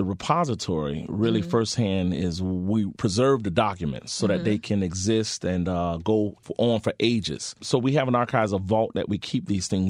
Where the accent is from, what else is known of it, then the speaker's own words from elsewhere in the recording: Miami, Florida, United States; I grew up in Miami in the inner city.